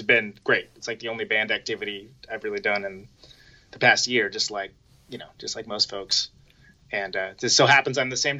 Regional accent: Modesto, California, United States; moved away as an adult; also born or lived in Oakland, California; now in Milwaukee, United States; I grew up in Modesto in the Central Valley. So I grew up there, and then I moved to Oakland.

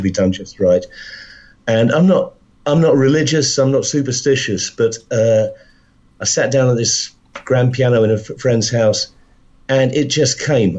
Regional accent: London, United Kingdom; also born or lived in Wales; I was brought up in London. My, my, my folks, my family are all from Wales, but when I was uh, just when I was born, my dad moved down to London, so I was uh, I was raised in London

